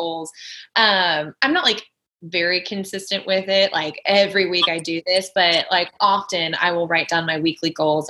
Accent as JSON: {"language": "English", "region": "Kansas", "country": "United States", "tie": "born or raised there", "moved": "yes", "said": "So I grew up in Kansas"}